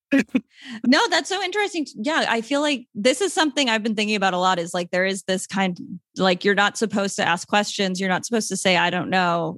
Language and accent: English; Long Island, New York, United States; moved away as an adult; now in San Juan, Puerto Rico; I'm from Long Island, but I spent a lot of time in New York City.